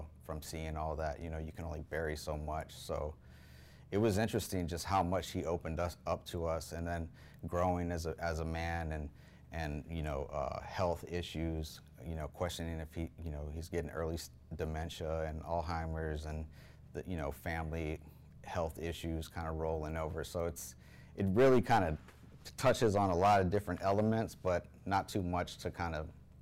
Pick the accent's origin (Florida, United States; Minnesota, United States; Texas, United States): Texas, United States; Houston; moved away; I'm from Houston